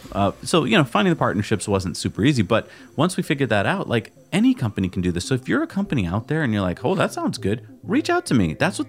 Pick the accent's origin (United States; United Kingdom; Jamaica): United States; New England; also born or lived in California; we grew up in New England, where I think we take trees for granted.